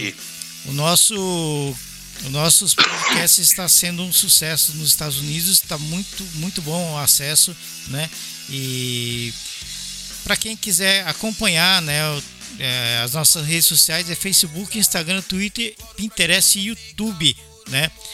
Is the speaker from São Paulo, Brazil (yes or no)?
yes; São Paulo, Brazil; moved away; also born or lived in Belo Horizonte, Brazil; eu, eu sou paulista, mas eu morei em BH quase nove anos